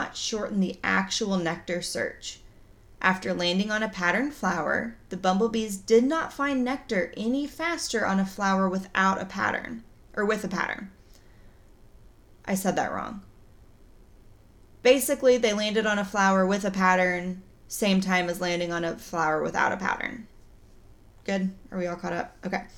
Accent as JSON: {"language": "English", "region": "Oklahoma", "country": "United States", "said": "I'm from Oklahoma. I don't pronounce things right"}